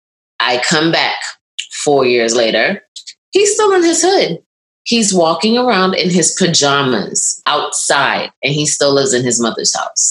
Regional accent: New York, United States; also born or lived in Barbados; Like, did I grow up in the hood? Yeah, I grew up in Brooklyn

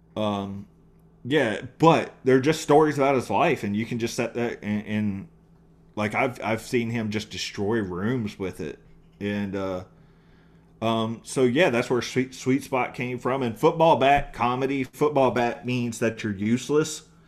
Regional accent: East Texas, United States; moved away as an adult; also born or lived in East North Carolina / Dallas / Tucson, Arizona; I grew up between East Texas and East North Carolina

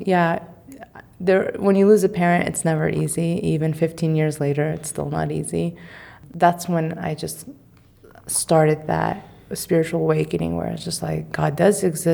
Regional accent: California, United States; being a Californian

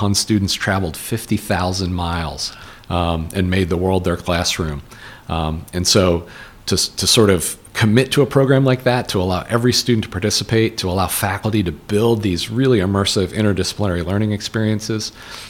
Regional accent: Mount Laurel, New Jersey, United States; also born or lived in Havertown, Pennsylvania / Chester County, Pennsylvania; When I was young, when I was first or second grade, we moved to Mount Laurel

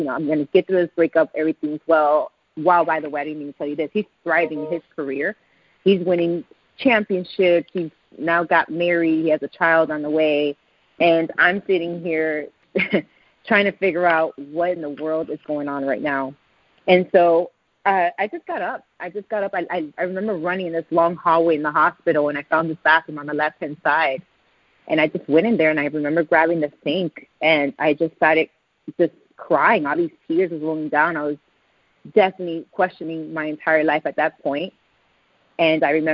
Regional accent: Puerto Rico; accent: Puerto Rican; My Puerto Rican accent

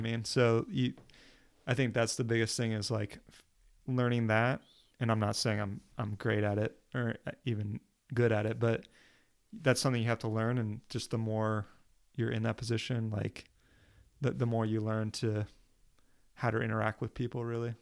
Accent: New Jersey, United States; also born or lived in Oklahoma; I'm from Oklahoma, but I went to high school in New Jersey. So when people ask me where I'm from, I say New Jersey

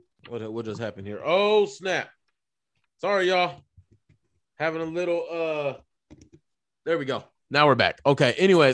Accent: Texas, United States; I'm Mexican and I'm from Texas.

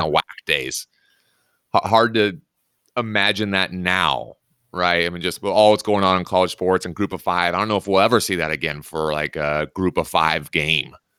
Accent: Washington, United States; I'm obviously from Washington

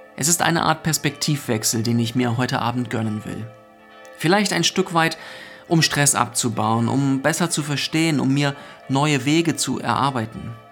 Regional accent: Northern Germany, Germany; Bei uns in Norddeutschland begrüßt man sich ja mit Moin.

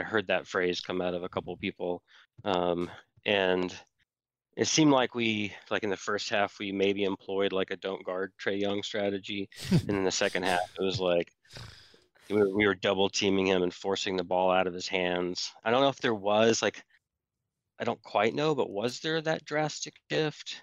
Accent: Arkansas, United States; I grew up in Arkansas

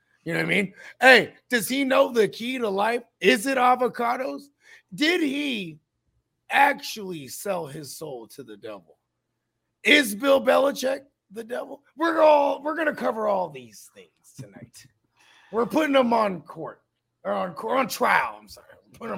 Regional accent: Philippines; I'm Filipino, and we have a dish called Kilawin that you make with goat.

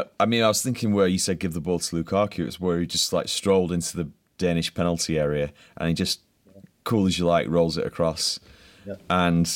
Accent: England, United Kingdom; being English

